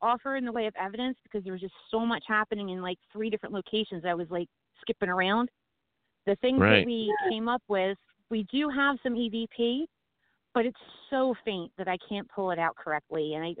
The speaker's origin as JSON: {"language": "English", "region": "New Jersey", "country": "United States", "said": "Well, I'm from New Jersey."}